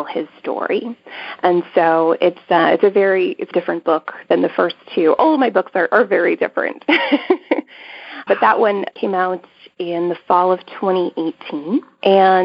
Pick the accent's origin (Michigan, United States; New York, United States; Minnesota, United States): Minnesota, United States; rural southern Minnesota, my home state